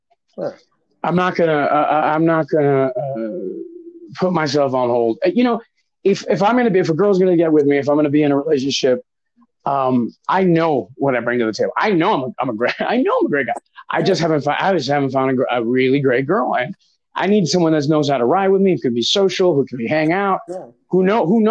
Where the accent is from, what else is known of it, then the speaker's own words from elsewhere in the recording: Miami, Florida, United States; also born or lived in New York; I'm originally from Miami